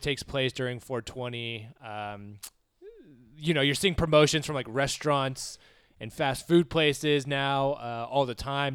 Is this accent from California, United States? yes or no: yes; Southern California, United States; growing up in Southern California